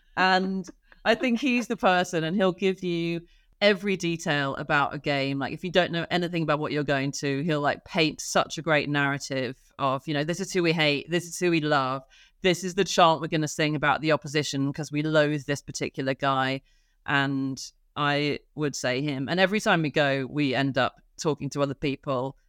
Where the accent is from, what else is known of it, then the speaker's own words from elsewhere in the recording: Oxford, South East England, United Kingdom; I grew up in Oxford